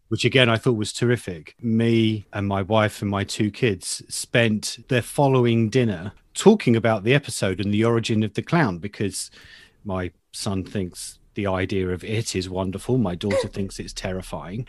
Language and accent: English; United Kingdom; as a Brit